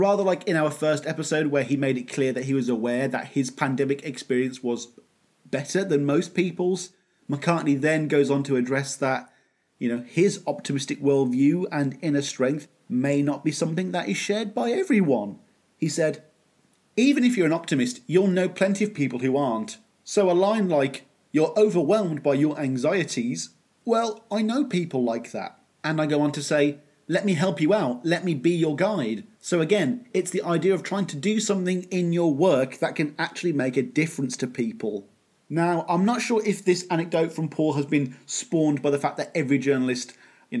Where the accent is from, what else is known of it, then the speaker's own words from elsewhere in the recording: Birmingham, West Midlands, United Kingdom; the Victorian era version of Birmingham. Again, my hometown